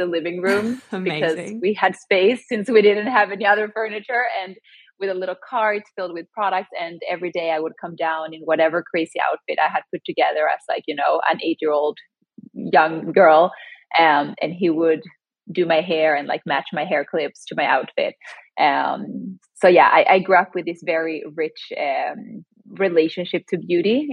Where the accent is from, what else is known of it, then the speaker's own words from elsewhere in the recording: Sweden; now in New York City, United States; I grew up in Sweden, but both my parents are from Chile